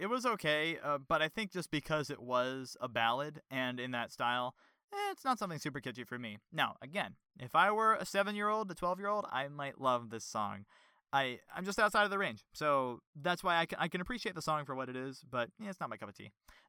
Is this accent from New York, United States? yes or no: yes; New York, United States; I am from New York, after all